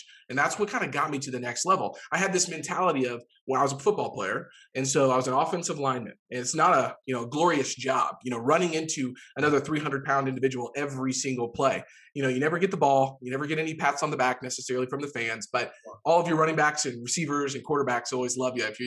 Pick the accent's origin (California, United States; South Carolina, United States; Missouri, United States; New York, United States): Missouri, United States; Jefferson City; moved away; Jefferson City, Missouri, which is, you know, my hometown